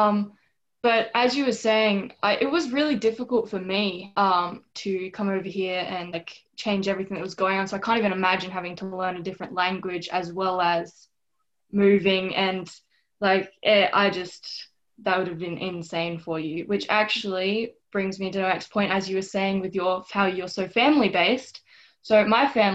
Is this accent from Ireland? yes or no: no; Australia; now in United States; I'm from Australia. So I know that my upbringing was a lot different than a lot of people here